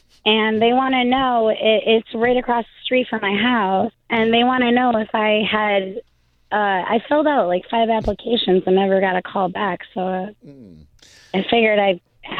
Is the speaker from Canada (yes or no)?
no; Michigan, United States; moved away; I just came back down from Michigan, my hometown.